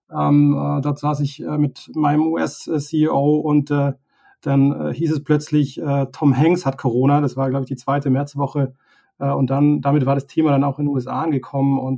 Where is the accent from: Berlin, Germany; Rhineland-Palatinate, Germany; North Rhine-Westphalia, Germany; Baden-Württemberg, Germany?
Baden-Württemberg, Germany; Tübingen; wir kommen beide aus Süddeutschland, aus Tübingen